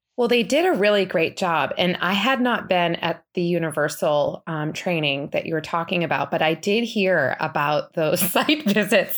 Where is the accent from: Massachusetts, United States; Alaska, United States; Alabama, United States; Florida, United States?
Massachusetts, United States; Boston; now in Saratoga Springs, United States; I'm originally from the Boston area